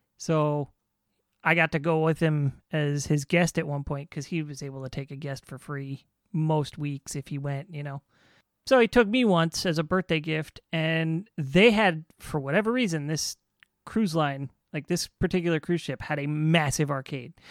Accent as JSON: {"language": "English", "town": "Riverside", "region": "California", "country": "United States", "tie": "born or raised there", "said": "where I grew up in Riverside"}